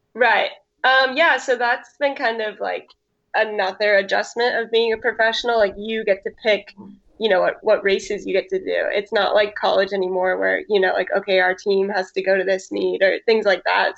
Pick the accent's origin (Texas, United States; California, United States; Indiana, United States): California, United States; Santa Cruz; moved away as an adult; also born or lived in Oregon / Arkansas; now in San Diego, United States; I grew up in Santa Cruz, California, which is like central coast California